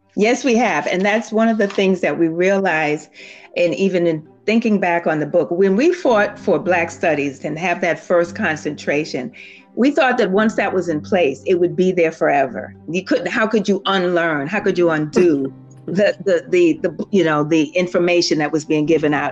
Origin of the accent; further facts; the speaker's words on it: New York City, New York, United States; I was born and raised in Harlem